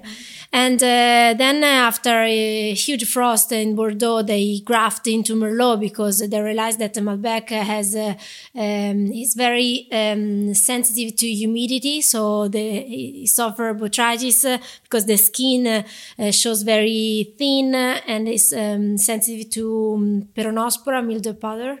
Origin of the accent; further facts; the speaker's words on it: Chianti, Tuscany, Italy; English is a second language; moved away as an adult; now in Bulgaria; I grew up in Chianti.